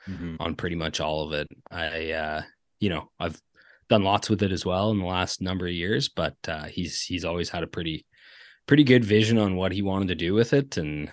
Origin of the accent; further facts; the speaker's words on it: Ontario, Canada; hey, I'm from Ontario.